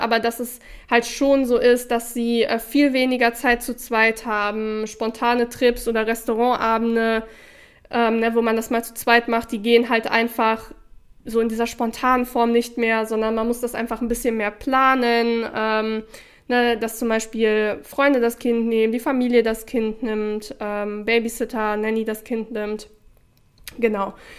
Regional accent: Sauerland, North Rhine-Westphalia, Germany; ich komme aus dem Sauerland, wo Schützenfeste und sowas

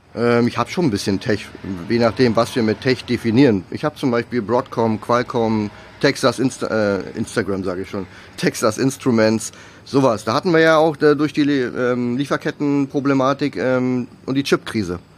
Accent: Germany

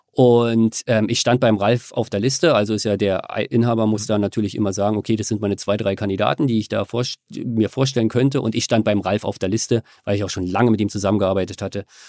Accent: Germany; also born or lived in Australia; Ich bin halt Deutscher, ich will wieder zurück nach Deutschland irgendwann

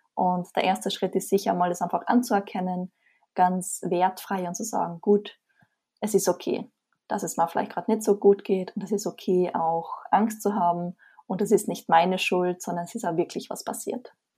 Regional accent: Austria; Wie man vermutlich hört, komme ich aus Österreich

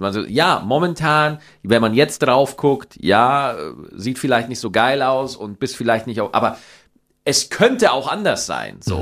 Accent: Schwarzach, Bavaria, Germany; accent: Bavarian, mixed with Standard German; moved away; meine Heimat Niederbayer

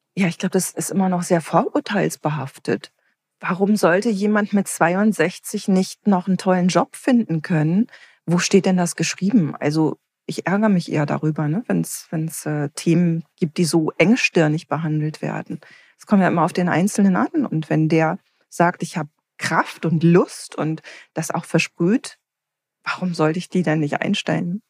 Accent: Herne, North Rhine-Westphalia, Germany; als ich ganz klein war, bin ich bei meiner Großmutter in Wanne-Eickel aufgewachsen.

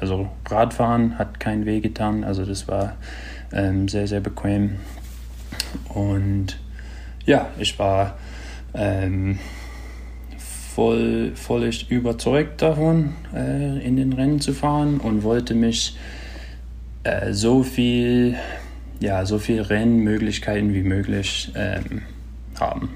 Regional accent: Marin County, California, United States; ich bin da in Marin County, Kalifornien groß geworden

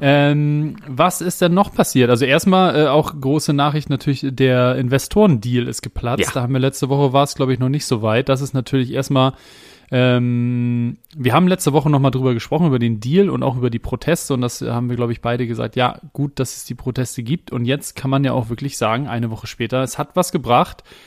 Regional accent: Hamburg, Germany; als ein Hamburger Jung, äh, irgendwie in Barmbek groß geworden, bei Barmbek Uhlenhaus gespielt

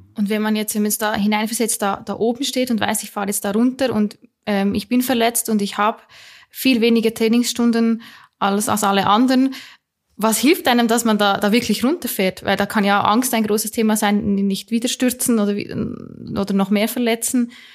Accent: Switzerland; wie du hörst, bin ich Schweizerin.

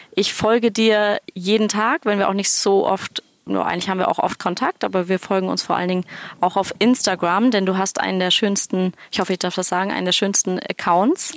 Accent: Kiel, Schleswig-Holstein, Germany; Ich bin mit deinem Mann zusammen aufgewachsen in Kiel

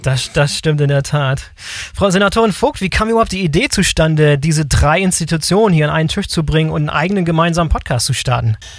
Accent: Bremerhaven, Bremen, Germany; als gebürtiger Bremerhavener nimmt das Land Bremen natürlich einen ganz besonderen Platz in meinem Herzen

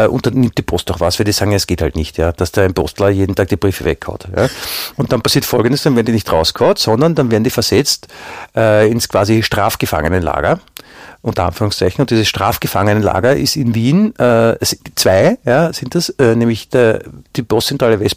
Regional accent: Baden-Württemberg, Germany; die Gegend, wo ich herkomme, Baden-Württemberg, das erste, was sie gegen Corona gemacht haben, war, sie haben die Bordelle geschlossen.

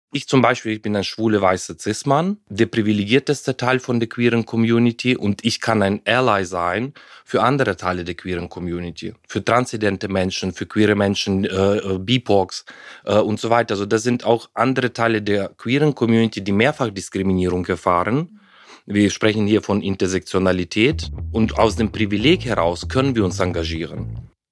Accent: Ukraine; German is a second language; moved away as an adult; also born or lived in Heidelberg, Germany; ich bin ja in der Ukraine aufgewachsen, damals noch, äh, damals noch in der Sowjetunion

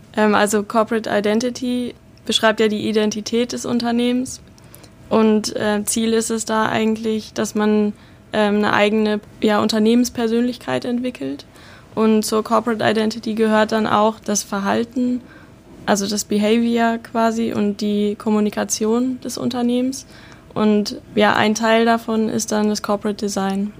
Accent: Bielefeld, North Rhine-Westphalia, Germany; moved away as an adult; now in Hamburg, Germany; ich komme aus der Stadt, die es nicht gibt, quasi, also aus der Ecke Bielefeld. Ähm, ja, und bin jetzt seit 2018 hier in Hamburg.

